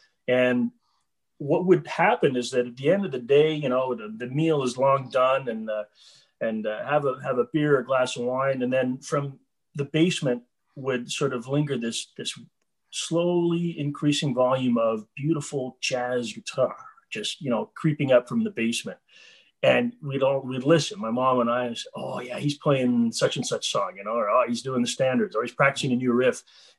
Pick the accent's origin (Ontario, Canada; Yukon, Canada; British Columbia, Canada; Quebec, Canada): Quebec, Canada; Montreal; I was born in Montreal. I've lived in Montreal my whole life.